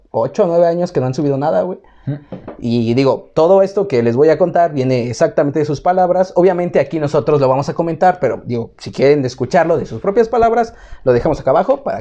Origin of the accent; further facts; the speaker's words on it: Mexico; Como buenos mexicanos